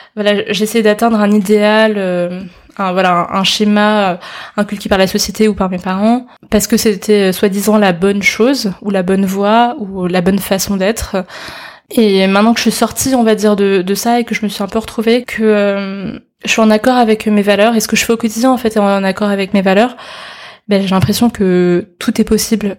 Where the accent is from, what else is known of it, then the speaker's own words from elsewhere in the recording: Paris, Île-de-France, France; je suis chinoise d'origine et, euh, mais j'ai toujours grandi en France, à Paris, j'ai toujours été à l'école ici